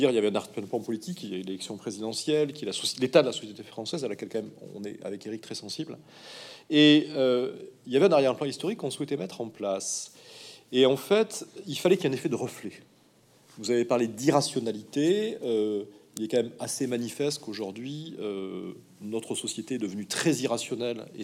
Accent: Toulouse, Occitania, France; moi, je suis originaire de Toulouse, et j'ai baigné dans Montségur

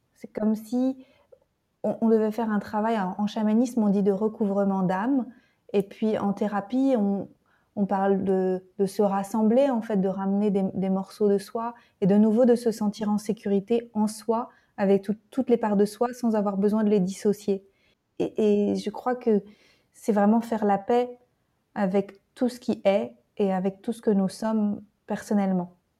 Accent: Nantes, Pays de la Loire, France; je lui ai dit de Nantes

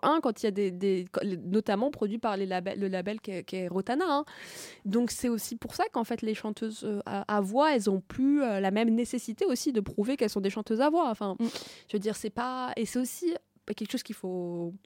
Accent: Tunisia; je suis pas égyptienne, je suis tunisienne

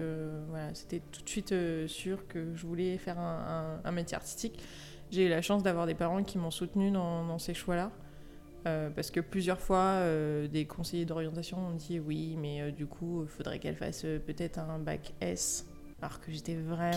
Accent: Lyon, Auvergne-Rhône-Alpes, France; also born or lived in Paris; je suis originaire de Lyon

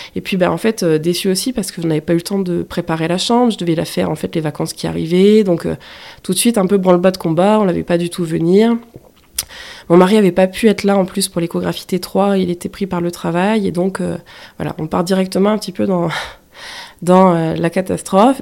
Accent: the North, northern France, France; moved away as an adult; je suis originaire du Nord, pas du tout de la région du Sud

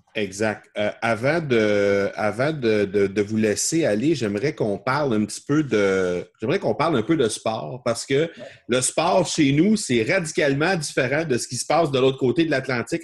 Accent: Quebec, Canada; nous, en tant que Québécois

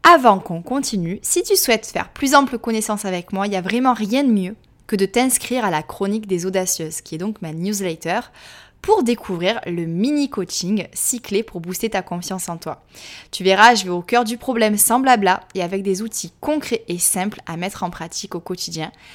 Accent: France; accent: French; moved away as an adult; also born or lived in Australia; mon petit accent français

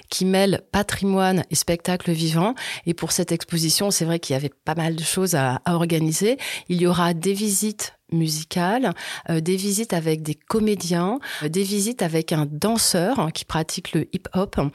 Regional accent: Auvergne-Rhône-Alpes, France; Moi, je suis originaire de la Haute-Loire, donc je connais le musée Crozatier depuis ma tendre enfance.

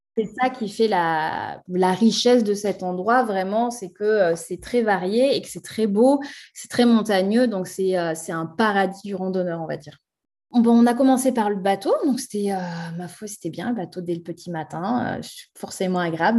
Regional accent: France; also born or lived in Haute-Savoie; chez nous en France

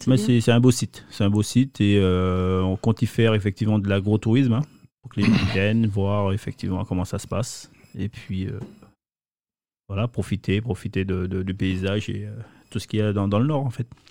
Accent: Ducos, Martinique; je suis originaire de Ducos, la Martinique

